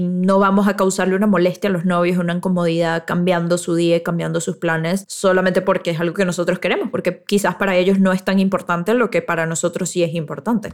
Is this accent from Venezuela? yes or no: yes; Venezuela; nosotros los venezolanos